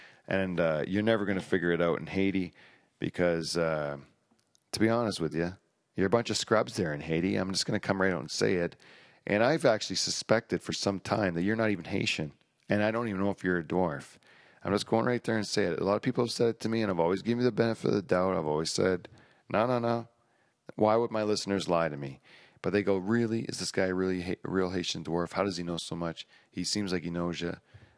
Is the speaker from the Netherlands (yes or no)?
yes; Netherlands; English is a second language; we're from the Netherlands, Holland, and we call ourselves Dutch